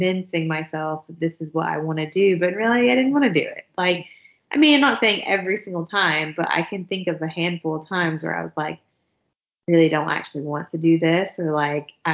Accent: the South, United States; accent: southern; my southern accent

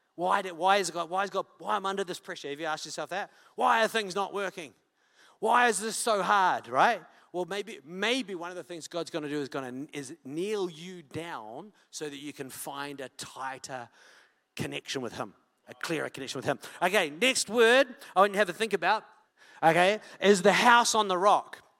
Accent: Wellington, New Zealand; I'm from Wellington.

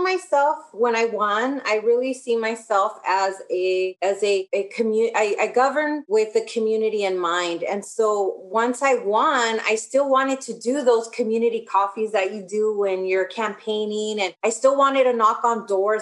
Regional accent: Riverside, California, United States; also born or lived in Los Angeles, California (South Central); So, I was born in Los Angeles, but my parents moved, bought a house. There was a housing boom in the 80s. So, I lived in South Central until I would say maybe I was in fourth grade when we, we bought a house here in Riverside

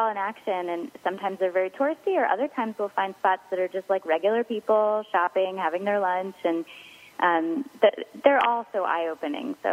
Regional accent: Philadelphia, Pennsylvania, United States; Um, yeah, well, obviously we're from Philadelphia, and we all grew up thinking soft pretzels were like the very best thing in the world.

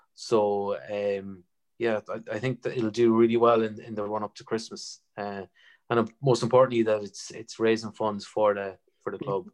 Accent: Sligo, Connacht, Ireland; we're all from Sligo

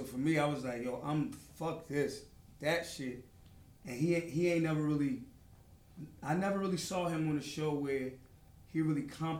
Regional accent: Philadelphia, Pennsylvania, United States; I'm from North.

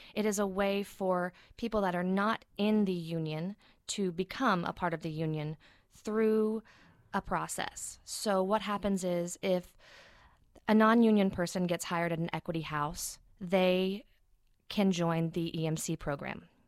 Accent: Chattanooga, Tennessee, United States; moved away as an adult; I'm from Chattanooga, Tennessee, uh, originally, born and raised. Um, it was actually a small town outside of Chattanooga

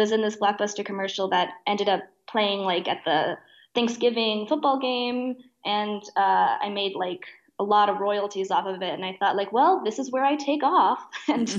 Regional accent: Oak Park, Illinois, United States; I grew up in Oak Park, which is just outside Chicago.

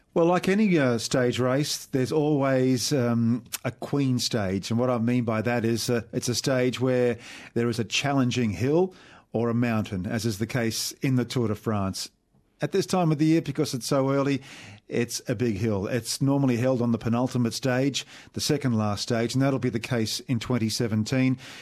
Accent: Australia; as an Aussie

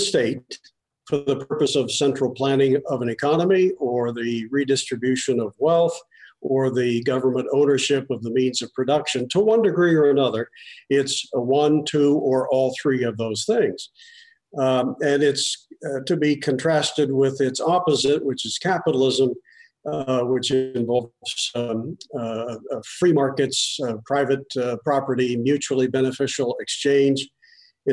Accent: Pennsylvania, United States; moved away; also born or lived in Michigan; I was born in Pennsylvania

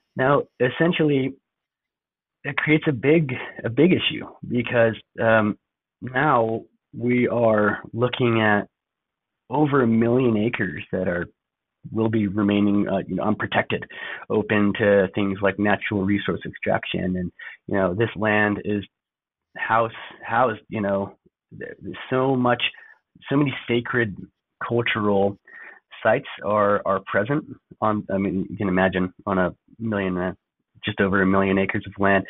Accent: Gallup, New Mexico, United States; also born or lived in Navajo Nation / Monument Valley area; now in Flagstaff, United States; I'm actually from Gallup, New Mexico. Uh, lived around there and also kind of skipping back and forth on and off the Navajo Nation, uh, Monument Valley area

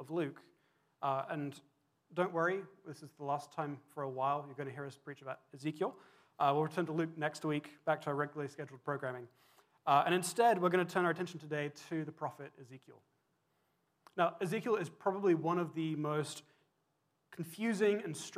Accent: England, United Kingdom; now in Vancouver, Canada; When I was growing up in England

